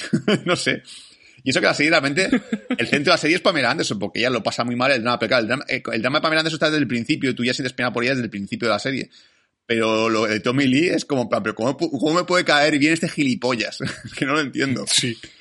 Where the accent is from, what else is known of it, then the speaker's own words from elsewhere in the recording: Spain; somos nosotros los españoles